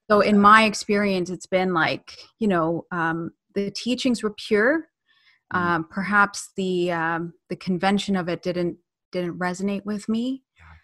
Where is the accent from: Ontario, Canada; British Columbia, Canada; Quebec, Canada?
Ontario, Canada; also born or lived in United Kingdom; I was born in the UK. Uh, I moved here when I was uh, nine years old. Um, I've grown up in Canada